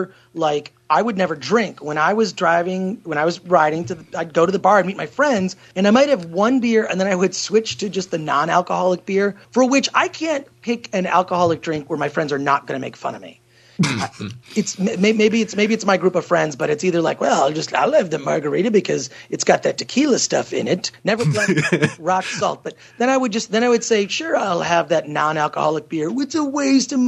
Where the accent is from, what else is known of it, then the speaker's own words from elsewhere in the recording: Detroit, Michigan, United States; now in Los Angeles, United States; I grew up in Detroit or right outside of Detroit